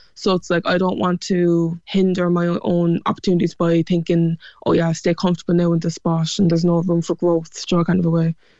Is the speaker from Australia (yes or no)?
no; Cork, Munster, Ireland; accent: Cork; my Cork accent